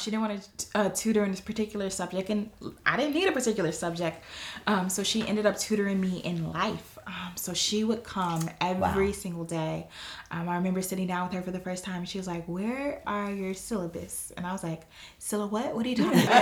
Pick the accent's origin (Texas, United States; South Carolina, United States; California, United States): California, United States; Los Angeles; my background is coming from Watts, California, in the projects